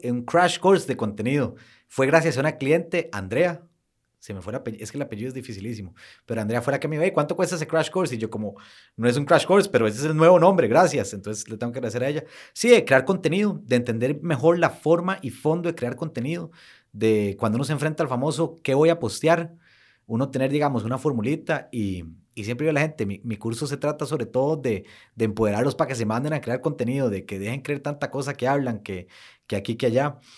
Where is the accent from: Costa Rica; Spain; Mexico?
Costa Rica; somos ticos